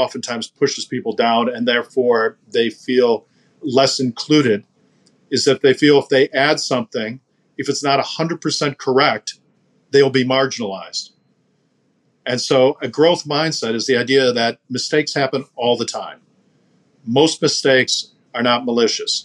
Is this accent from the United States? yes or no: yes; United States; especially as an American